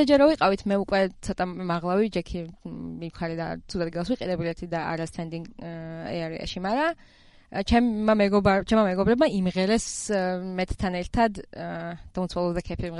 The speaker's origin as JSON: {"language": "Georgian", "country": "Georgia", "said": "რომ ესე საქართველოსდან ვართ"}